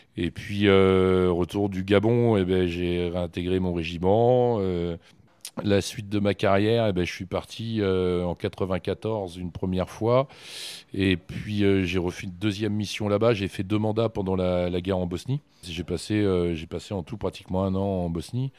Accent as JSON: {"language": "French", "town": "Issoudun", "region": "Centre-Val de Loire", "country": "France", "tie": "born or raised there", "also_born_or_lived": "Bourgoin", "moved": "as an adult", "lives_now": "Châteauroux, France", "said": "je suis né à Issoudun. Et euh, j'ai joué, euh, j'ai joué longuement euh, aux SAI"}